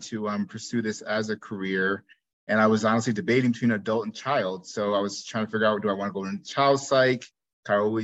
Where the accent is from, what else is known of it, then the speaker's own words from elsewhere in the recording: New Jersey, United States; moved away as an adult; also born or lived in Iowa / Chicago; I'm originally from New Jersey, grew up there.